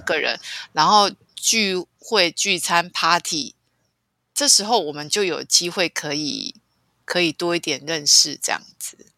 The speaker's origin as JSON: {"language": "Chinese", "country": "Taiwan", "tie": "born or raised there", "said": "我的家乡台湾的山都是绿色的"}